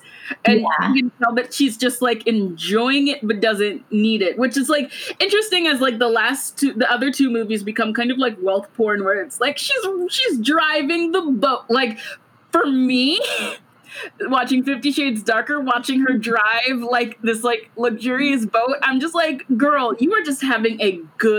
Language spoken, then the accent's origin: English; Georgia, United States; I am from Georgia.